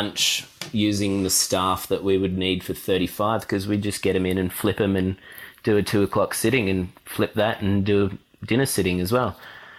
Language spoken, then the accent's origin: English; Sydney, New South Wales, Australia; But yeah, I grew up in Sydney and spent just about every holiday down at Naruma, because that's where my mum had grown up and we had the family house down there.